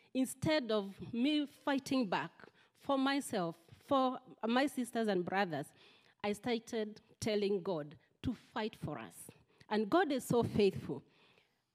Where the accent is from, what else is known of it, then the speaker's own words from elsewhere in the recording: Central Kenya, Kenya; moved away; I come from Kenya, central part of Kenya, and I'm from a family of 20 children